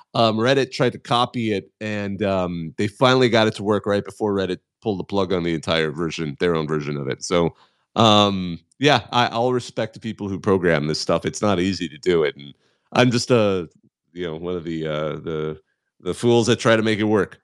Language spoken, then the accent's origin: English; Southern California, United States; I am from SoCal